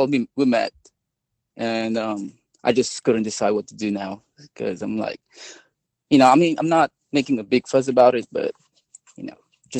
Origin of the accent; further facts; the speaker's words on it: Philippines; now in United States; I grew up in the Philippines.